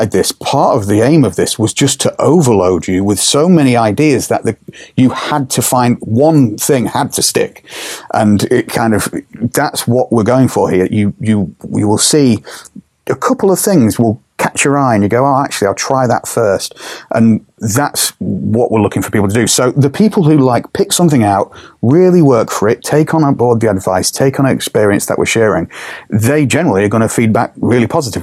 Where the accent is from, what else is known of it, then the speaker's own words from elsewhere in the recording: England, United Kingdom; We are English. I am English at the end of the day